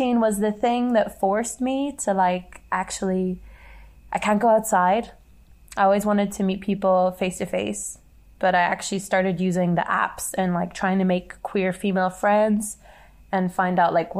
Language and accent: English; Northern Ireland, United Kingdom; moved away as an adult; now in Guangzhou, China; I come from Northern Ireland, and I currently live in Guangzhou